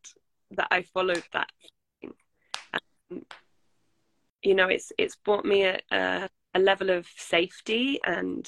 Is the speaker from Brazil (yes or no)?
no; England, United Kingdom; I am from England